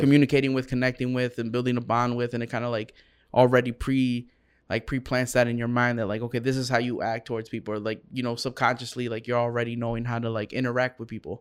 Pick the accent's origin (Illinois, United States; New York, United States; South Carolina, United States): Illinois, United States; Round Lake; I'm from Round Lake.